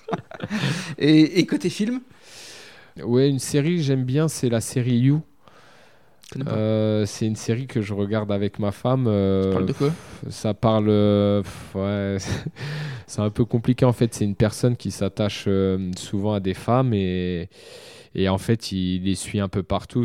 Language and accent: French; Châteauroux, Centre-Val de Loire, France; Moi, aujourd'hui, je suis de Châteauroux